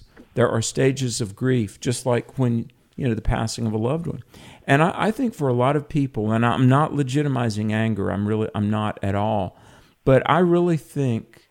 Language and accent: English; the South, United States; when I was growing up in the South